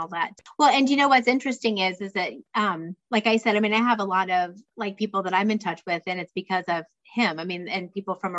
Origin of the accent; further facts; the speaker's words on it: Ohio, United States; the Record Herald, which is my hometown newspaper.